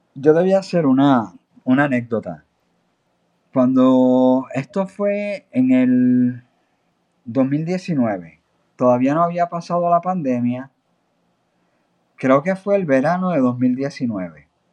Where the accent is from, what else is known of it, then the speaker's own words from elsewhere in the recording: Aguada, Puerto Rico; moved away as an adult; also born or lived in United States; yo soy natural de Aguada. yo nací me crié en Aguada y viví en la zona hasta prácticamente los 19 años